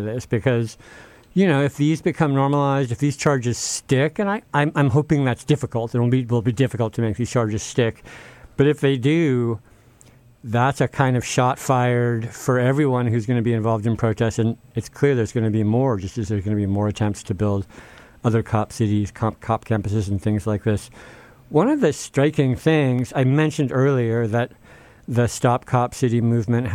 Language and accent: English; Bay Area, California, United States; I'm from the Bay Area